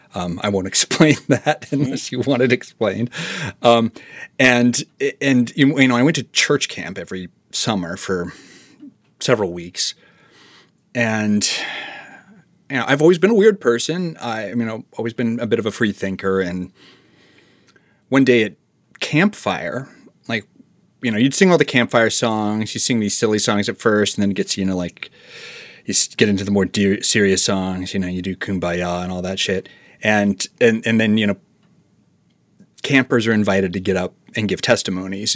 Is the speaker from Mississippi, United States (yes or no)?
no; Marshalltown, Iowa, United States; moved away; my entire childhood, my dad was the chief of police in my hometown.